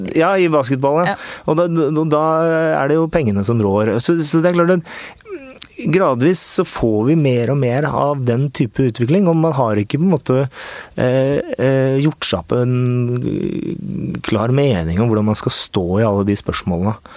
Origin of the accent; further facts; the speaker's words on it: Oslo, Norway; also born or lived in Risløkka, Oslo; jeg er født og oppvokst på Torshov.